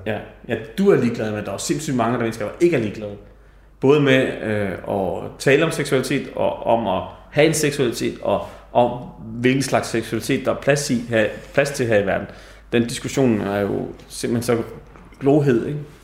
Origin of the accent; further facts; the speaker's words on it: Denmark; jeg sad dernede som dansker